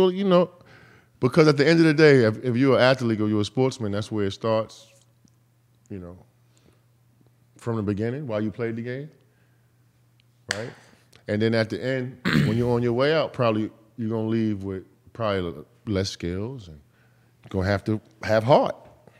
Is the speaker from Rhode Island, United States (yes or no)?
no; New York, United States; And I'm from New York.